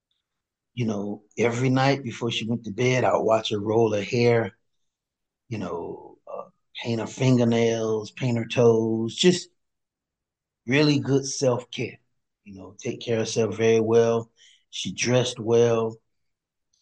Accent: Miami, Florida, United States; As a kid, I grew up in Liberty City, and I grew up in projects, Liberty City.

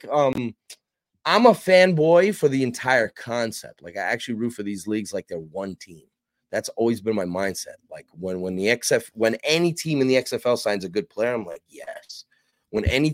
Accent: New York, United States; I covered the New York Guardians, and it was cool because that's my hometown

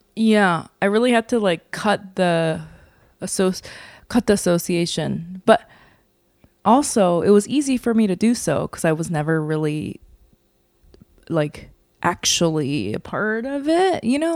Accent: New York, United States; I'm from New York

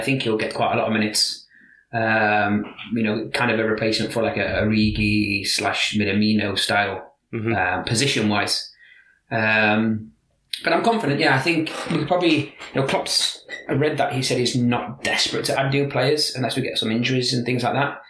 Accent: Liverpool, North West England, United Kingdom; accent: Liverpool; now in Scandinavia

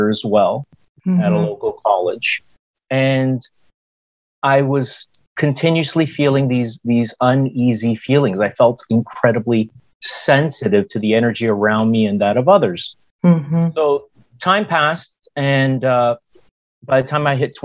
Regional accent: Hamilton, Ontario, Canada; moved away; also born or lived in United States; I grew up in Hamilton, Ontario, Canada, and I was educated in the United States

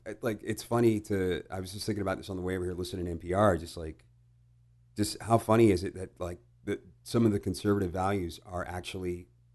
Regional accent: Houston, Texas, United States; also born or lived in Italy / England; And then I think when I was five, I was five, and then we moved back to Houston.

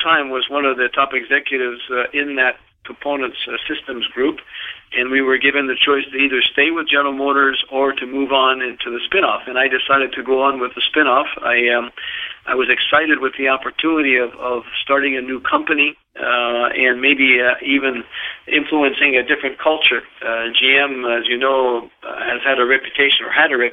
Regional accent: Montreal, Quebec, Canada; moved away; being Canadian from Montreal

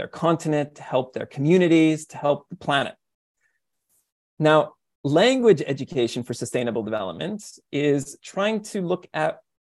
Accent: Canada; now in Japan; I'm a Canadian and I teach them about what I learned growing up

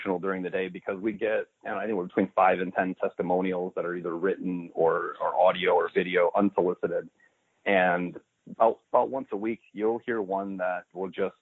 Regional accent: Northwest Indiana, United States; also born or lived in Chicago, Illinois; I grew up in what's called the region. It's Northwest Indiana, right outside Chicago

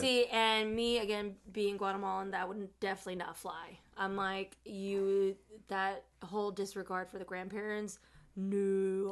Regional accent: Chicago, Illinois, United States; my family and I, we grew up in Chicago, but when I turned eight is when we moved out into the suburbs.

